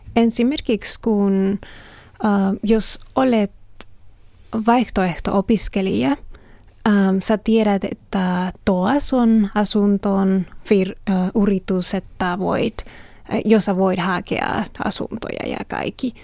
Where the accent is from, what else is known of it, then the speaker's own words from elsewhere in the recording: Mexico; Finnish is a second language; now in Finland; olen Meksikosta